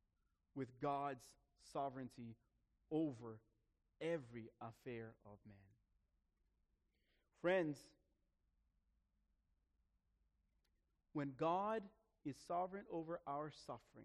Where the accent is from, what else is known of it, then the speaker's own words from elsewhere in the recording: Brazil; moved away; I grew up in Brazil in the 80s. 80s and early 90s.